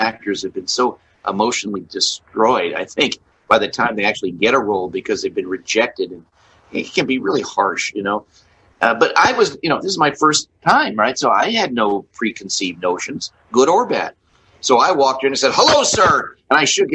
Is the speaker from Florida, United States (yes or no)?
no; Beverly Hills, California, United States; I grew up in Beverly Hills, California